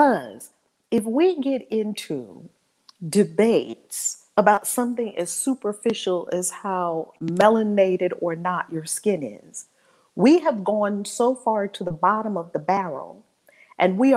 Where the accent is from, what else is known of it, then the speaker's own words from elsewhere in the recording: New York City, New York, United States; I grew up in Harlem